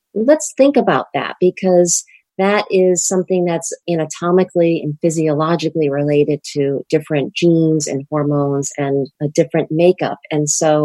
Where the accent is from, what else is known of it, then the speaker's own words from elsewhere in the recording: Rhode Island, United States; This is my home state.